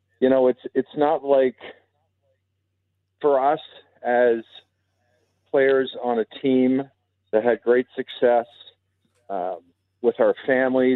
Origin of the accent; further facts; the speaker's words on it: Toronto, Ontario, Canada; moved away as an adult; also born or lived in Edmonton, Canada; I grew up in Toronto and spent a lot of years in Edmonton as a player, and then afterwards with my family